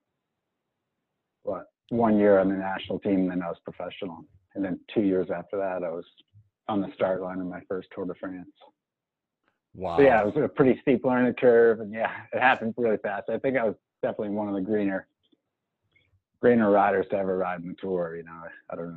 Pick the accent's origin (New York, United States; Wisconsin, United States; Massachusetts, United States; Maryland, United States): Massachusetts, United States; Marblehead; also born or lived in Missoula, Montana; now in Boulder, Colorado, United States; I grew up in Marblehead, Massachusetts, two great parents